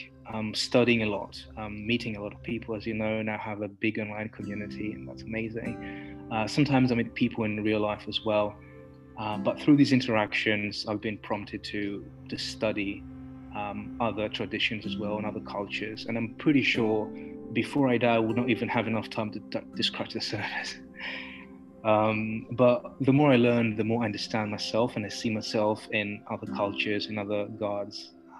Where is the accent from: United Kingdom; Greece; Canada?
Greece; I'm a Hellenistic pagan. I was born in Greece. I was born a few kilometers away from the biggest temple of Dionysus.